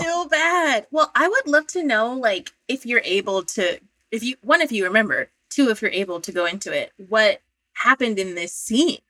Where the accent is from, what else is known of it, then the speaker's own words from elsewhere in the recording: Pennsylvania, United States; I'm from Pennsylvania.